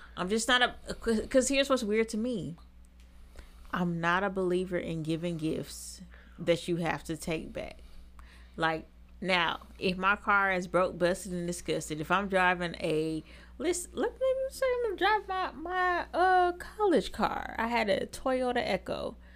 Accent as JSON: {"language": "English", "town": "Seattle", "region": "Washington", "country": "United States", "moved": "yes", "said": "I'm from Seattle"}